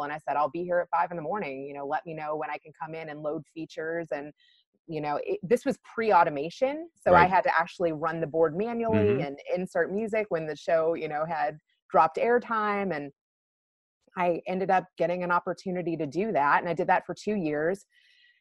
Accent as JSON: {"language": "English", "region": "Kentucky", "country": "United States", "also_born_or_lived": "Chicago", "moved": "as an adult", "said": "I'm a small town girl from Kentucky"}